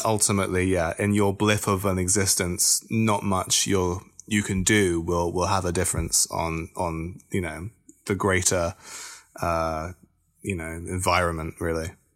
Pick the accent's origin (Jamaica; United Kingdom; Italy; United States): United Kingdom; Bristol, South West England; I am a musician from Bristol